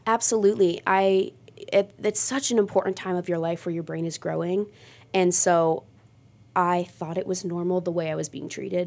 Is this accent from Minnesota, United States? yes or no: no; Mogadore, Ohio, United States; I grew up in Mogador.